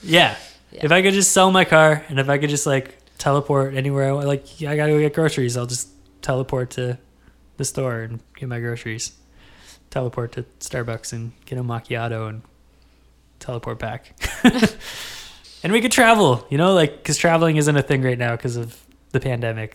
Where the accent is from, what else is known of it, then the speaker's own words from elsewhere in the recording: Kingston, Ontario, Canada; I gotta rep Kingston a little bit.